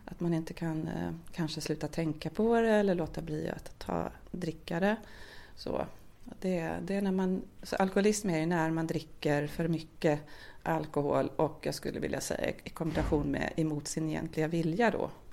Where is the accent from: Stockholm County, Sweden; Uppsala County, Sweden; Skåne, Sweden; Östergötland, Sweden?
Stockholm County, Sweden; Södertälje; now in Närke, Sweden; Annars är jag uppväxt i Södertälje och utvandrade därifrån eh, förra årtusendet faktiskt, eh, åttionio